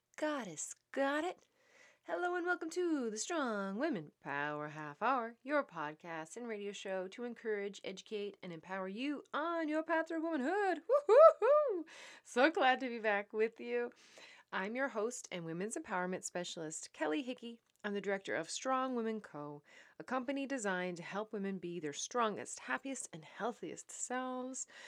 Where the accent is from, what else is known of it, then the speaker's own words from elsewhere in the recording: Newfoundland and Labrador, Canada; also born or lived in Netherlands; now in Saint Andrews, Canada; I am a Newfoundlander and Canadian coming to you from New Brunswick.